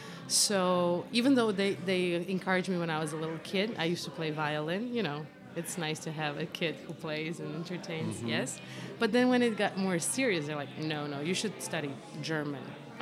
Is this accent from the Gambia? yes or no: no; Croatia; English is a second language; now in New York, United States; my country, Croatia, that I do on my own, and with Serbia, which is very close. We're neighbors, we speak the same language